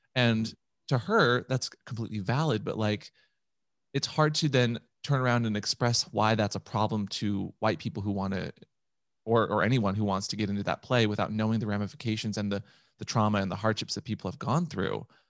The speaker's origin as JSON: {"language": "English", "town": "Seattle", "region": "Washington", "country": "United States", "tie": "born or raised there", "said": "I was raised in Seattle"}